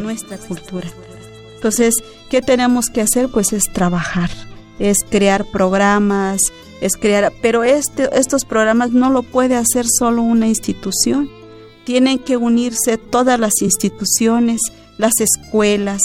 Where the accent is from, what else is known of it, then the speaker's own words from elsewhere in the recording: Ch'ol people, Chiapas, Mexico; first language Ch'ol; Spanish is a second language; Yo crecí con la palabra de los chaño. Mis padres hablan únicamente la palabra Chan no hablan el español